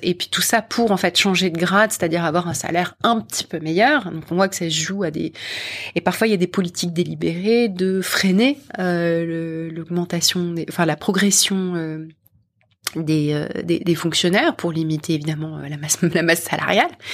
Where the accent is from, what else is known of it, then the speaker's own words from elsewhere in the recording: Paris, Île-de-France, France; moved away as an adult; also born or lived in London; je suis partie de France, de Paris et de France, et je, j'ai rejoint une entreprise américaine de la tech, euh, à Londres